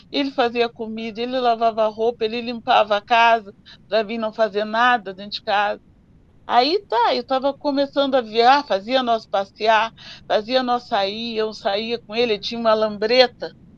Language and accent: Portuguese; Rio Grande, Rio Grande do Sul, Brazil; a gente veio morar na cidade na República do Líbano, 120. Ali eu me criei